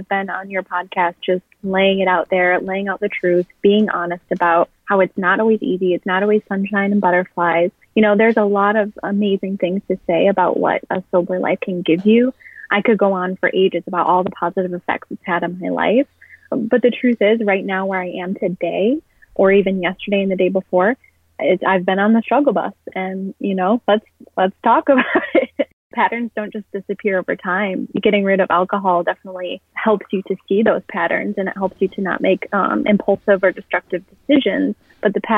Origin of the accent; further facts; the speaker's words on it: Midwest, United States; now in Chicago, United States; I grew up in the Midwest. I'm currently living in Chicago.